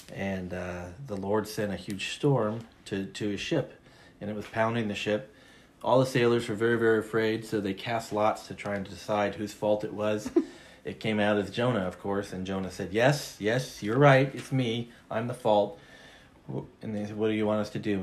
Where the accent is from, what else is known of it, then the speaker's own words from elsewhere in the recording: Washington, United States; moved away; my home state of Washington